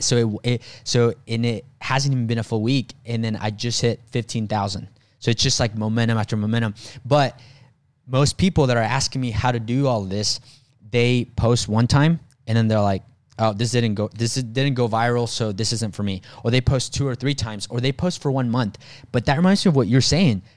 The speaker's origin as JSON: {"language": "English", "country": "Mexico", "tie": "born or raised there", "moved": "yes", "said": "me growing up in Mexico"}